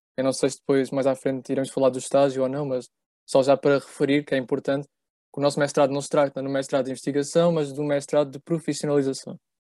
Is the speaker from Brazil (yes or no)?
no; Évora, Alentejo, Portugal; moved away as an adult; now in Lisbon, Portugal; nós os três, por acaso somos de Évora, nascemos em Évora, estudámos em Évora